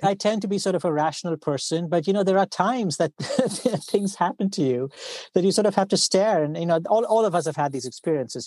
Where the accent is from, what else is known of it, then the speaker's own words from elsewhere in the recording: India; I grew up, uh, I grew up in India